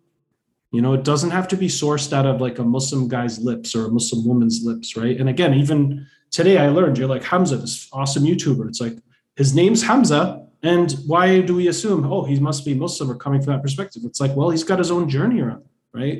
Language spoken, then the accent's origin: English; Boston, Massachusetts, United States; I'm also Bostonian